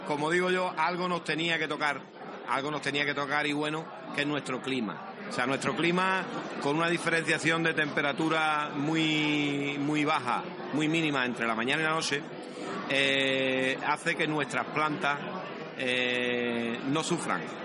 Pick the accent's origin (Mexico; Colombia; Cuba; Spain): Spain; Medina Sidonia, Andalusia; mi pueblo, Medina Sidonia, que está en el centro geográfico de la provincia